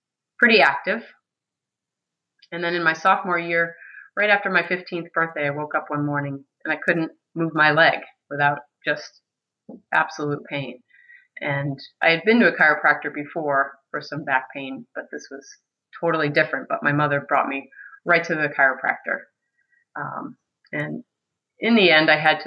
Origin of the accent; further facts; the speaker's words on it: Medfield, Massachusetts, United States; now in Maine, United States; I grew up in Medfield, Massachusetts. That's a small town south of Boston.